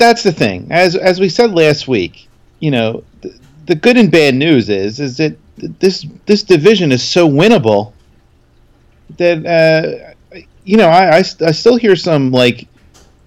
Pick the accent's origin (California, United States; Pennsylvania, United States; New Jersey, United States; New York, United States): Pennsylvania, United States; Philadelphia; I'm the guy from Philly